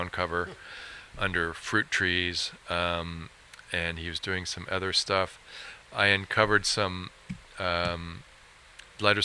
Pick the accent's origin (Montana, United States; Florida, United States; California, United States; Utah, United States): California, United States; San Francisco; also born or lived in Sonoma Valley, California; we were raised in San Francisco